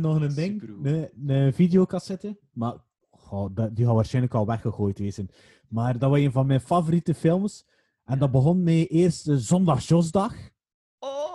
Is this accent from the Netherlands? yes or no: no; Waregem, Flanders, Belgium; Ik ben niet in Waregem geboren, maar wel opgegroeid.